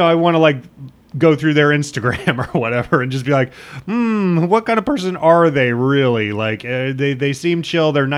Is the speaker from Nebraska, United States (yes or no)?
yes; Nebraska, United States; growing up in Nebraska